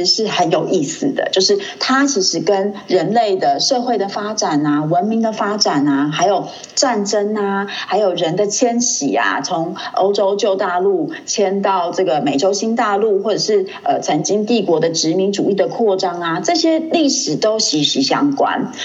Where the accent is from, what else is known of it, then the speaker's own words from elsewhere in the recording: Hualien, Hualien County, Taiwan; also born or lived in Leicester, United Kingdom; 因为我是在花莲长大的，那嗯。我，我们家在民国大概七十一年的时候搬到花莲